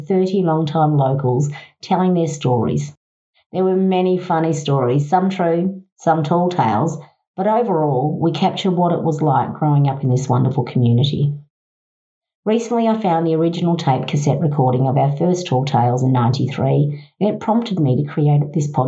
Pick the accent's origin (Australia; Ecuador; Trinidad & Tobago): Australia; Healesville, Victoria; a born and bred Hillsvillian